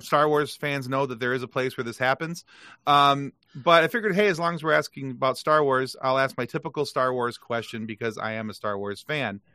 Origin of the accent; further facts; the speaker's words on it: Lansing, Michigan, United States; I was born in Lansing, Michigan